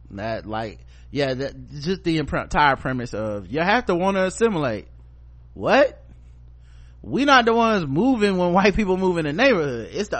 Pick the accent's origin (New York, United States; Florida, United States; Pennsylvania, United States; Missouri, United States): Florida, United States; a good amount of Hispanics do vote Republican, especially in my home state of Florida.